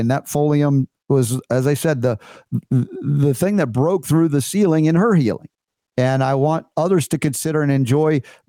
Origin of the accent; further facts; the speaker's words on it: United States; And it's a great disappointment to me as an American